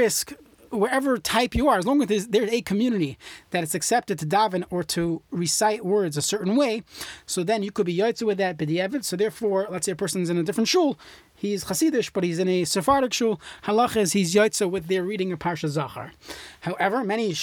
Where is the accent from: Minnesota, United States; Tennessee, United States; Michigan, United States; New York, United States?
New York, United States; growing up in New York